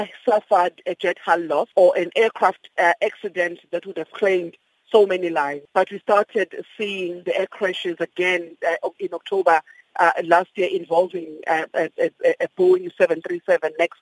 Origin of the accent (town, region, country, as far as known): South Africa